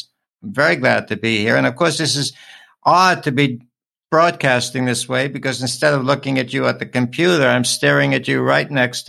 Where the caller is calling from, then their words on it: Honolulu, Hawaii, United States; calling in from Honolulu